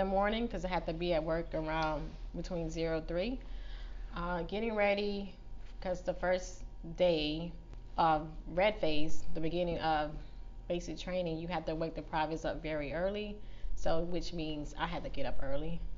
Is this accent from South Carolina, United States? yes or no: yes; Florence, South Carolina, United States; I'm from Florence, South Carolina.